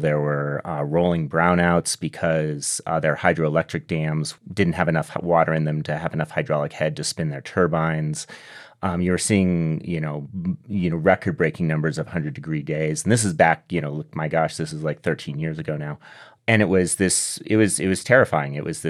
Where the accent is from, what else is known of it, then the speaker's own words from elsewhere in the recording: Southwest, United States; because I grew up in the Southwest, and so I've always been aware of water and drought issues.